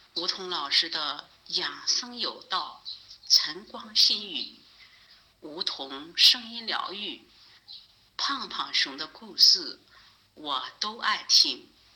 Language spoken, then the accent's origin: Chinese; Henan, China; 我是来自河南的一名听友